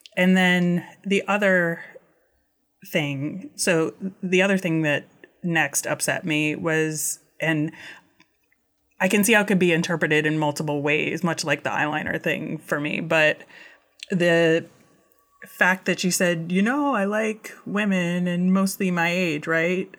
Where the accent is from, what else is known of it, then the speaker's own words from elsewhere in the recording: United States; being an American